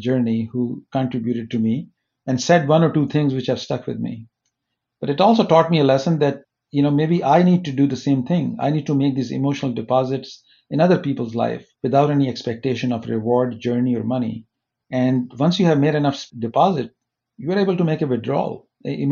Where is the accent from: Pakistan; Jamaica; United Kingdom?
Pakistan; moved away as an adult; also born or lived in Minneapolis, United States / Silicon Valley, United States; now in United States; I was born in Pakistan